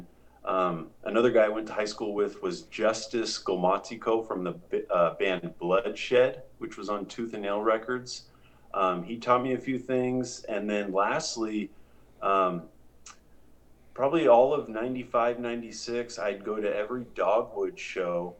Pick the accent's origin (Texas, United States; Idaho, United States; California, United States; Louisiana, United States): California, United States; San Diego; I grew up in San Diego